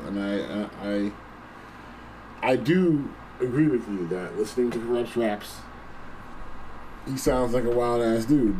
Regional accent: East Coast, United States; I'm from the East Ass Coast, bruh. I'm from the East Ass Coast

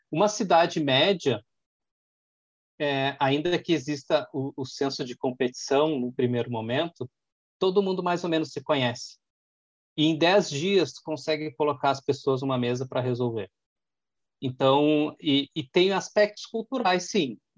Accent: Porto Alegre, Rio Grande do Sul, Brazil; moved away as an adult; now in Caxias do Sul, Brazil; Eu sou porto-alegrense, vivi até três, quatro anos atrás, estava em Porto Alegre vivendo esse mundo.

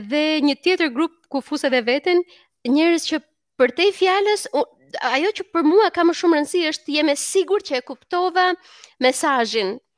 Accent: Berat, Berat County, Albania; unë jam nga Berati

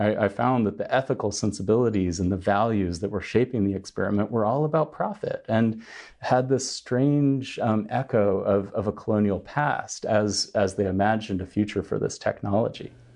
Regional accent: United States; now in China; as an American

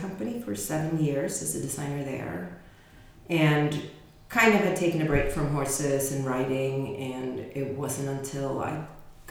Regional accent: Sweden; moved away as an adult; also born or lived in England; now in California, United States; originally from Sweden, born in Sweden, but then we moved to England and I lived there until I was six. Moved back to Sweden and then from there to the States when I was 18.

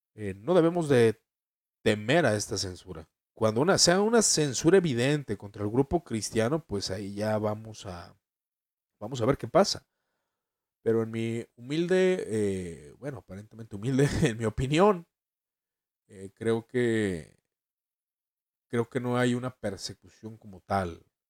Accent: Mexico; En mi país México

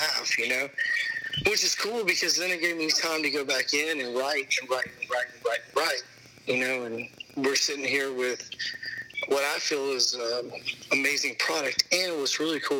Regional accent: Memphis, Tennessee, United States; I'm from Memphis

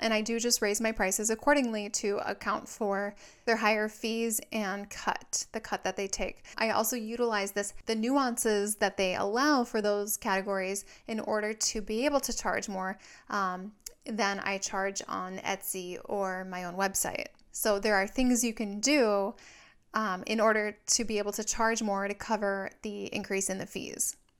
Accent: Minnesota, United States; now in Southern California, United States

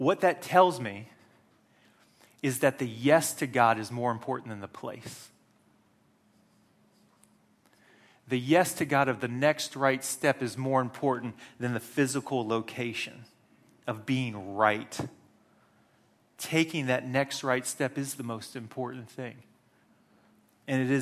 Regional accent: United States; moved away; I grew up in the Wesleyan Methodist Church in America

